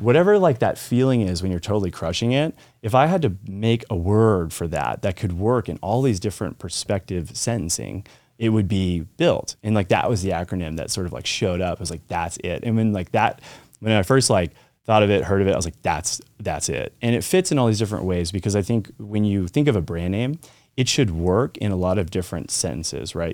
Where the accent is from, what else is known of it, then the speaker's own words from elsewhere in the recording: Colorado, United States; I lived in Colorado, so I grew up in Colorado.